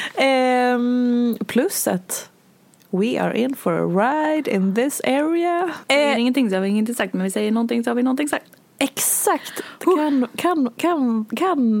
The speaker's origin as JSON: {"language": "Swedish", "town": "Hedemora", "region": "Dalarna County", "country": "Sweden", "said": "jag är från Hedemora"}